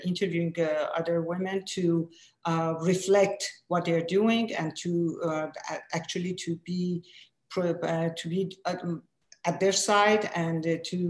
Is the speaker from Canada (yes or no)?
no; Iran; first language Persian; English is a second language; moved away as an adult; now in United States; I was primarily Persian speaking and also French speaking, because I was at school with your sister, beloved sister Farzaneh, and we were at French school. So our second language was French. I learned English here